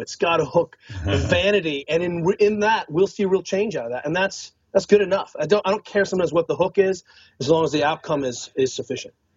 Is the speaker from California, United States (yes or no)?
yes; Northern California, United States; also born or lived in Boulder; I'm I'm from Northern California.